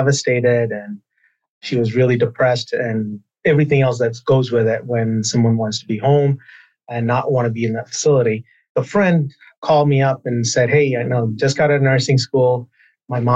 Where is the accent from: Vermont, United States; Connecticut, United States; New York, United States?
Vermont, United States; Burlington; I grew up in Burlington, Vermont